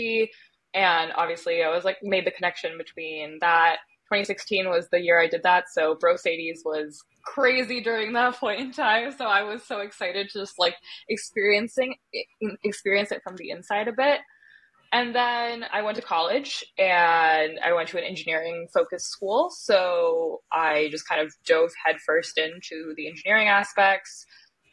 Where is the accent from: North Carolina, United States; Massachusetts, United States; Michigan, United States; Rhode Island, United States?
Michigan, United States; Detroit; I was born and raised in Detroit, Michigan